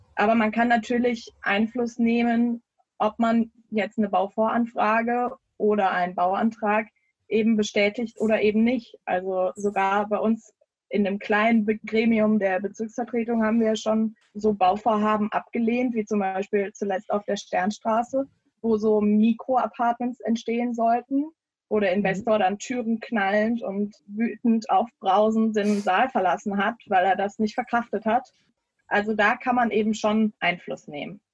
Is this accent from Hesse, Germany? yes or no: no; Düsseldorf, North Rhine-Westphalia, Germany; ich bin gebürtige Derndorferin tatsächlich. Also in Derndorf aufgewachsen